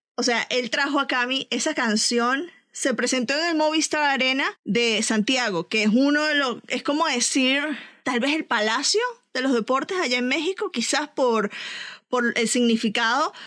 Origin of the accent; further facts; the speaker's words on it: Venezuela; como venezolana